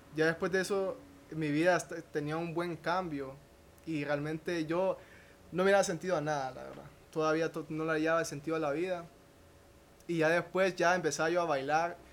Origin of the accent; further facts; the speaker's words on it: Danlí, El Paraíso, Honduras; soy de Daniel Paraíso